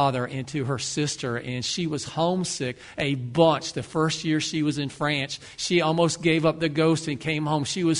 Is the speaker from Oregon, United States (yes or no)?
no; Ocala, Florida, United States; I grew up in Ocala